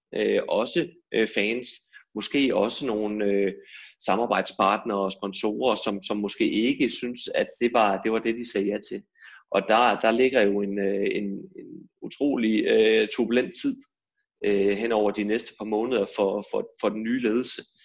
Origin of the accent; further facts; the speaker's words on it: Aarhus, Central Denmark Region, Denmark; jeg er Aarhus-dreng